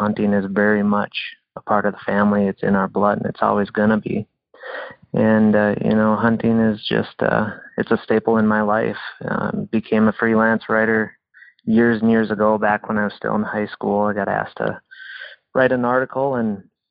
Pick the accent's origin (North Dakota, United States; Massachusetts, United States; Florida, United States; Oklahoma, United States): North Dakota, United States; I grew up in North Dakota on a farm and ranch up there